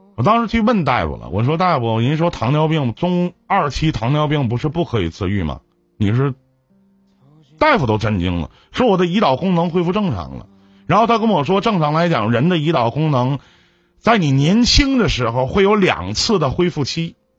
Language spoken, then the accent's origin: Chinese; Jinzhou, Liaoning, China; now in Shenyang, China; 我从小是在锦州长大的啊，在劳保小学哎后边的那个劳保小学，辽宁安一纪念馆，劳保小学那儿